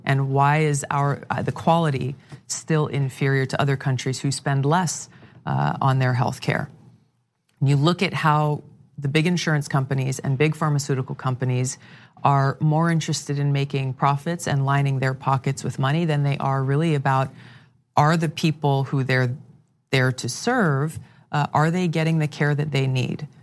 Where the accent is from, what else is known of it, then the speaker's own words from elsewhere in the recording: Hawaii, United States; my home state of Hawaii